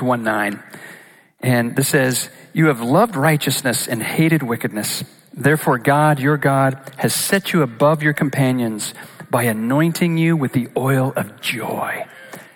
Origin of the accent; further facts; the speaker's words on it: Boise, Idaho, United States; I'm from Boise.